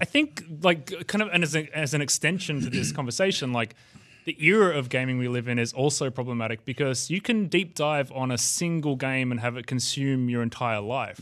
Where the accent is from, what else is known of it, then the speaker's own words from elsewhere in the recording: Australia; I'm an Australian